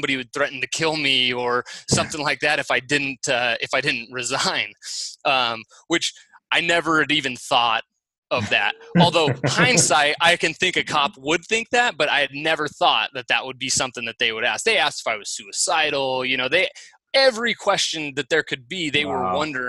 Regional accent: Fresno, California, United States; moved away as an adult; also born or lived in San Luis Obispo, California; now in Boise, United States; I'm born and raised in Fresno.

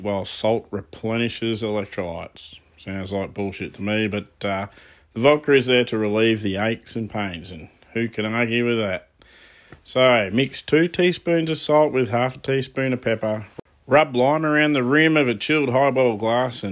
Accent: Australia; being Aussie born and bred into this multicultural society

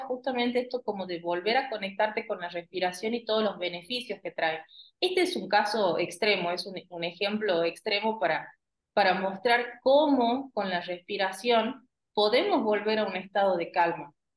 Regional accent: Argentina; nosotros los argentinos

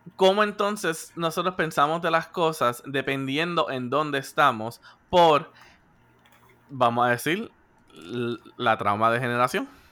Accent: Puerto Rico; somos puertorriqueños

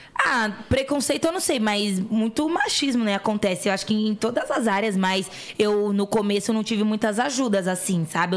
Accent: São Paulo, Brazil; Eu vim da Coab Raposo Tavares

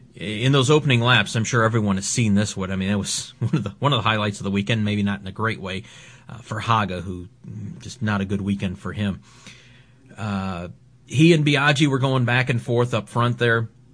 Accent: United States; as an American

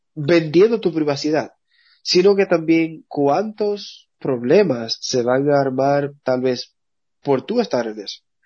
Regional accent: Dominican Republic; como le decimos en, dominicano

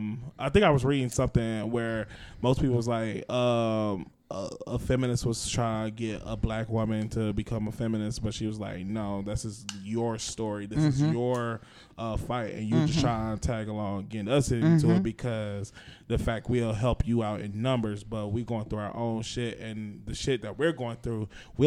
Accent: Boston, Massachusetts, United States; Because, like, I'm from Boston. That's why we say you guys.

